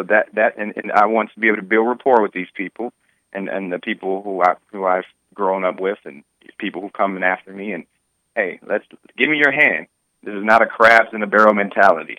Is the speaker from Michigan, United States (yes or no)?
yes; Detroit, Michigan, United States; I grew up in Detroit my entire life